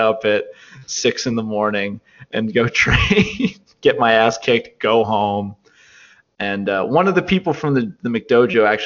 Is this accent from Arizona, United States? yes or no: no; Olean, New York, United States; I'm from Olean.